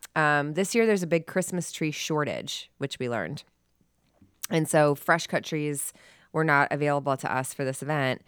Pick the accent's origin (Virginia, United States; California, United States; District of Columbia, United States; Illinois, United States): Illinois, United States; Chicago; I'm from Chicago